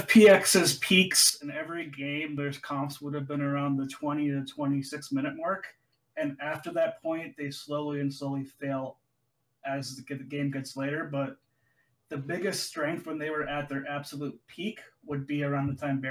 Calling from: Boise, Idaho, United States; Good old Boise, Idaho.

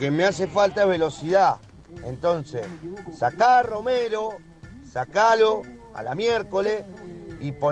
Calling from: Neuquén, Argentina; Le mando saludos de acá de Neuquén.

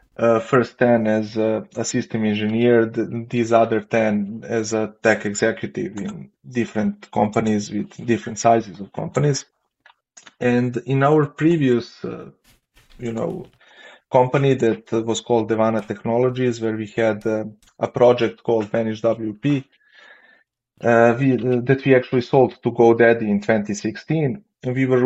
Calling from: Belgrade, Serbia; Actually, Belgrade, Serbia.

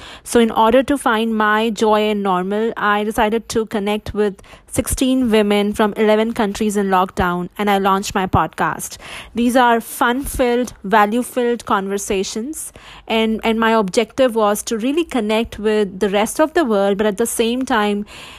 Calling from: Michigan, United States; I'm tuning in from Michigan.

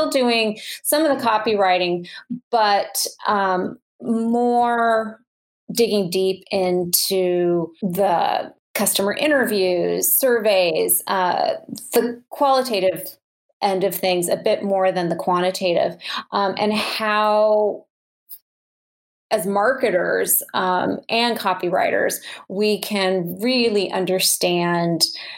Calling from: Minnesota, United States; I am just outside of Minneapolis, so the Twin Cities area.

